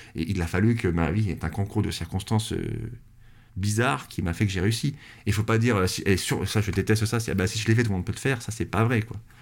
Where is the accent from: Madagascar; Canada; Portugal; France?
France; je sais que je suis français, parce que je sais que je suis pas anglais. Enfin, je sais que j'ai né sur ce territoire